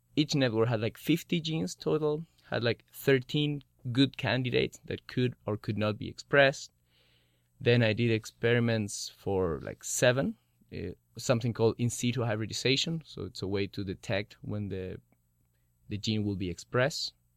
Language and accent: English; Chile; moved away as an adult; I'm from Chile